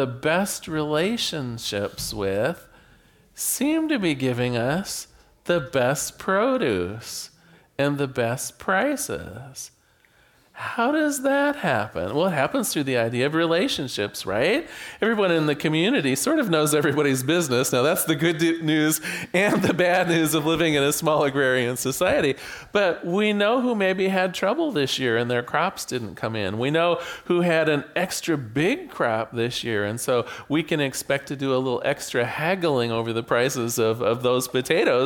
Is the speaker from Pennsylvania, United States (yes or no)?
no; Newport, Oregon, United States; I was born here in Newport, Oregon.